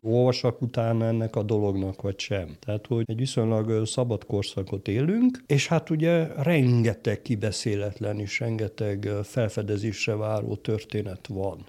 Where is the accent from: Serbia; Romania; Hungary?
Romania; Chișineu-Criș, Arad County; moved away as an adult; also born or lived in Cluj-Napoca / Târgu Mureș; az én szülővárosom is Kisjenő